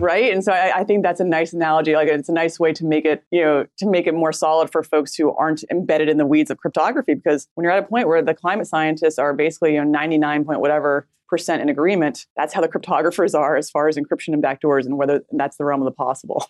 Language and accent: English; United States; we as a American population